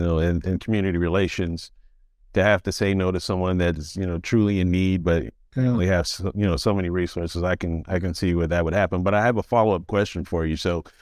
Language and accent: English; Germany; You know, I grew up in Germany.